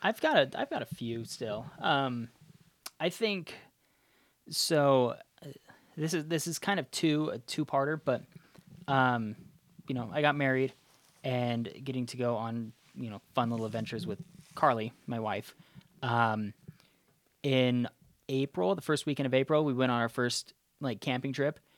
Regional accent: outside of Zion, southern Utah, United States; I grew up outside of Zion

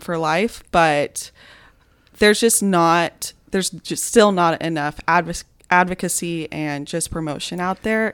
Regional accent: Austin, Texas, United States; also born or lived in Lubbock; I grew up in Austin

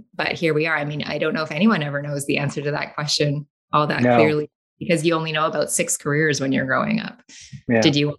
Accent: Canada; also born or lived in London, England; Only because my mother is British and she went home to have me. So then I came back to Canada. I think I was a week old. So I'm Canadian

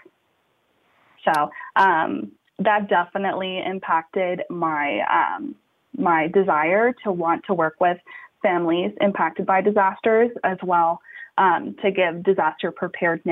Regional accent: United States; I was born and raised in the Gulf Coast along the Texas and Louisiana border

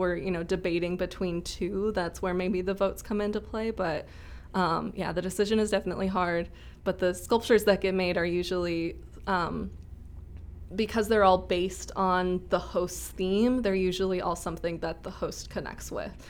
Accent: Rochester, Minnesota, United States; moved away as an adult; also born or lived in Saint Cloud, Minnesota / Mankato, Minnesota; I'm from Rochester originally

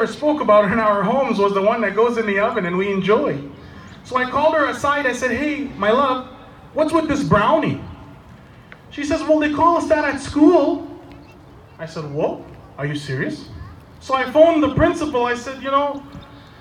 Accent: Canada; I am a Canadian

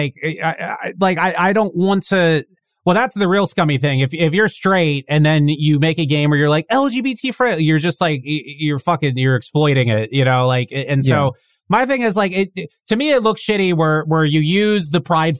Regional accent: Northern Virginia, United States; I grew up in Northern Virginia around DC

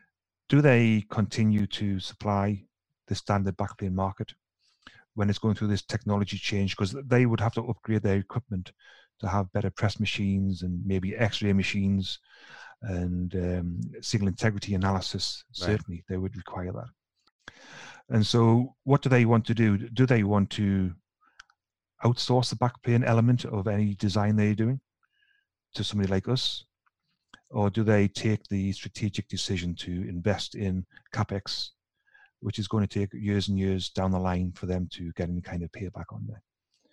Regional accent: the north of England, United Kingdom; now in Sweden; But as soon as I start speaking to my colleagues in Ireland and Scotland, then I kind of revert to type because they are just as bad as I am from the north of England.

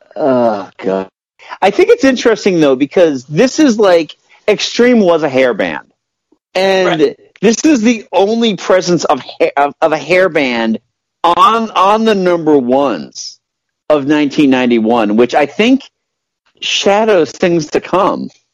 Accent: Hudson, Massachusetts, United States; growing up in Hudson, Massachusetts

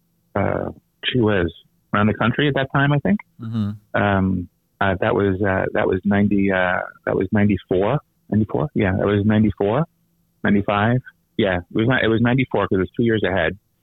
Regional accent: Philadelphia, Pennsylvania, United States; moved away as an adult; also born or lived in St. Louis, Missouri / Connecticut / Miami / Houston; I grew up in Philadelphia

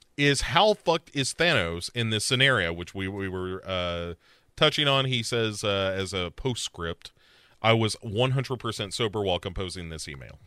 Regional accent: United States; as an American

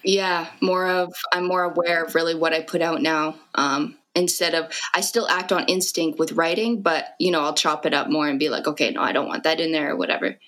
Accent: Fort McMurray, Alberta, Canada; moved away as an adult; now in Edmonton, Canada; I was born and raised in Fort Mac

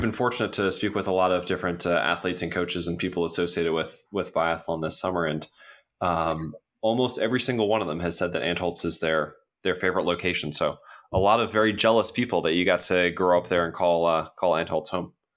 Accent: United States; as an American

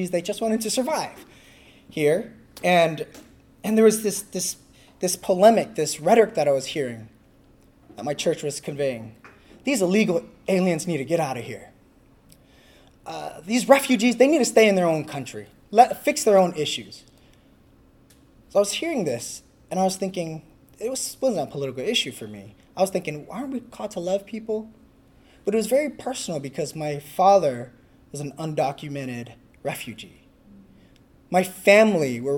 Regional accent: California, United States; I'm from California.

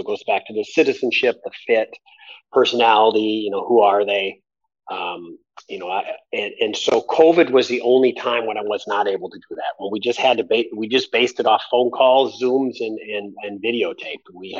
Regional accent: Midwest, United States; it is a little unique being a Midwesterner and getting on a bus in January to go to a game and being in shorts and t-shirt

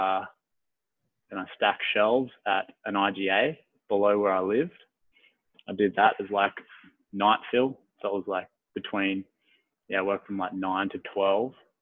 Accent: Gunnedah, New South Wales, Australia; moved away as an adult; also born or lived in Perth; now in Brisbane, Australia; I went back to my hometown, which is in Gunnedah. So new country, New South Wales.

